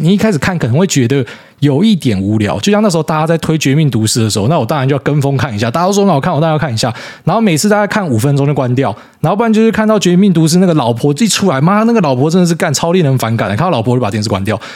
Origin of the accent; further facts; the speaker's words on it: Taiwan; 我们台湾人